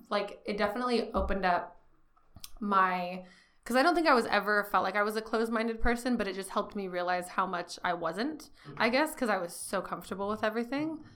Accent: Bakersfield, California, United States; moved away as an adult; also born or lived in San Francisco; I'm originally from Bakersfield, California. Um, grew up a little on the east side, a little on the south, mainly on the southwest

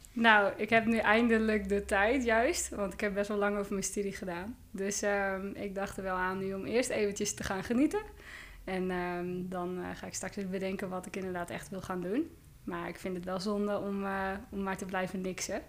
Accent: Joure, Friesland, Netherlands; Ik kom uit Joude

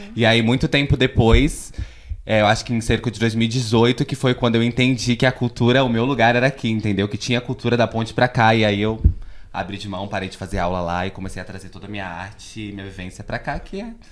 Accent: São Paulo, Brazil; Nasci e criada no Capão Redondo desde pequena. É, eu vivi por vários bairros, né? Sempre, infelizmente, até então, estamos no aluguel. Então, já morei em vários lugares. Já morei no Piraporinha, no Menininha, no Jardim Guarujá, em Valo Velho.

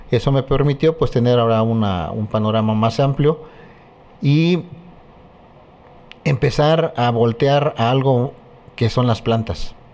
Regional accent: Chilapa de Álvarez, Guerrero, Mexico; now in Chilpancingo, Mexico; que yo soy este originario de, Chilapa de Álvarez. Hace algunas décadas, pues me vine de, de, mi, de mi pueblo, de Chilapa, con la intención precisamente de estudiar la ciencia.

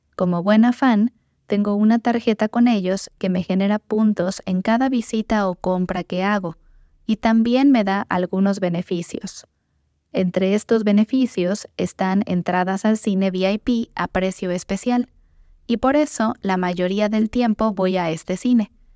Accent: Morelia, Michoacán, Mexico; fue fundada en mi ciudad natal, Morelia

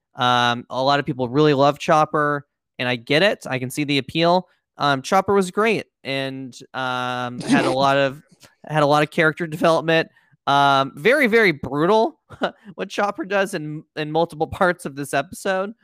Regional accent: United States; two American, um, po' boys

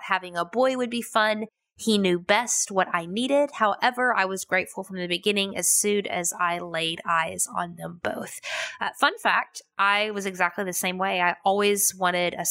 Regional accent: United States; I'm American.

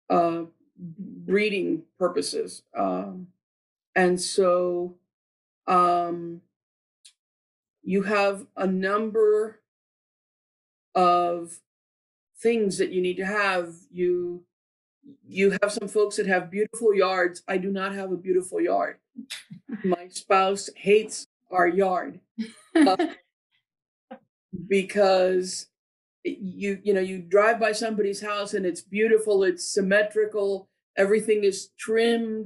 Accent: Miami, Florida, United States; Born and raised in Miami.

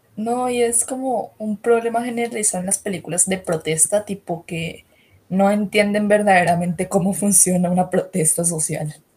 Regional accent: Cali, Valle del Cauca, Colombia; accent: half Buenaventura with Cali, with the rest of the Valle; Yo especialmente como colombiano

